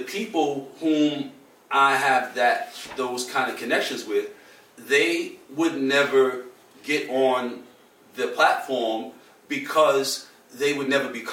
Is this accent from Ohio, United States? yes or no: no; New York City, New York, United States; I'm from Harlem. When I say I'm from Harlem, I mean I'm from the place